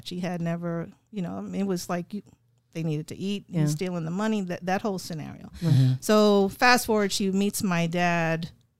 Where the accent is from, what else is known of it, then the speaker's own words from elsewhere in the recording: New York City, New York, United States; moved away; also born or lived in Pennsylvania; I was born in New York.